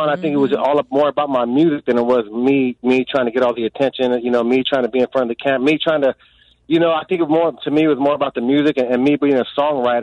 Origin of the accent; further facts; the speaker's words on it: Vallejo, California, United States; I was born in Vallejo